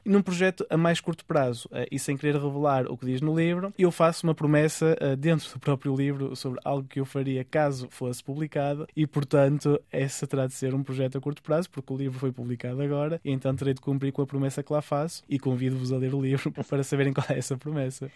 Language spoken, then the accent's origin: Portuguese; Amarante, Porto District, Portugal; accent: Amarante; moved away as an adult; now in Brussels, Belgium; continuo a ter uma boa pronúncia amarantina